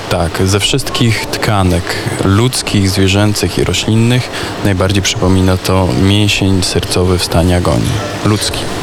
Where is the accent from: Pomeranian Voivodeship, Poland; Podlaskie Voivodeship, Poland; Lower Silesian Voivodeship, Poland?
Podlaskie Voivodeship, Poland; Sokółka; jestem przecież z Sokółki